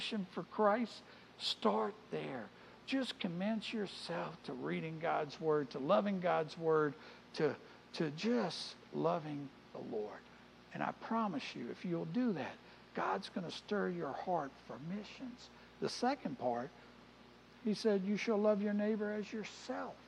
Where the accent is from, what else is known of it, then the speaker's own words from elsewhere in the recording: New Orleans, Louisiana, United States; now in Easley, United States; I grew up in New Orleans.